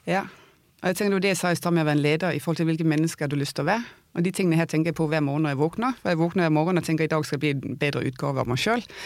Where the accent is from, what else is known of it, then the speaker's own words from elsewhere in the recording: Denmark; also born or lived in Oslo, Norway; now in Vang i Valdres, Norway; jeg er dansk